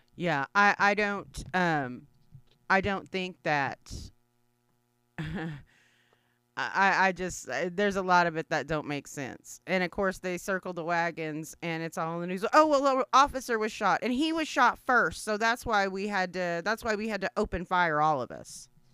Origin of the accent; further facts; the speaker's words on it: Anadarko, Oklahoma, United States; moved away; I don't live there, but it is my hometown